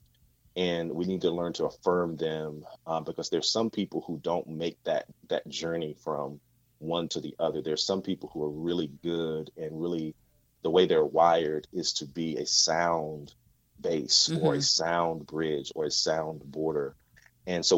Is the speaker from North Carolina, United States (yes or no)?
yes; southeastern North Carolina, United States; I grew up in a southeastern part of North Carolina. So I grew up in the South